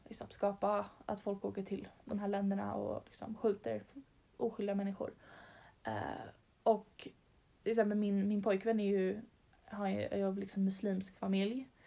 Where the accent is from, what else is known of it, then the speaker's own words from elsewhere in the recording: Stockholm, Stockholm County, Sweden; vi är två tjejer från Stockholm